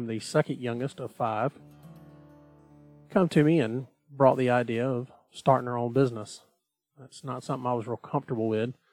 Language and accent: English; Southeast Georgia, United States; I was born here in Southeast Georgia, and that's where I've spent the majority of my life